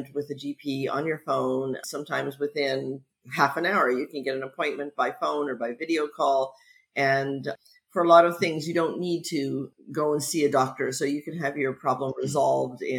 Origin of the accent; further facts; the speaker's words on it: near Niagara Falls, Ontario, Canada; moved away as an adult; also born or lived in Montreal / Vancouver; now in London, United Kingdom; I grew up near Niagara Falls, but spent many years in Montreal and then spent many years in Vancouver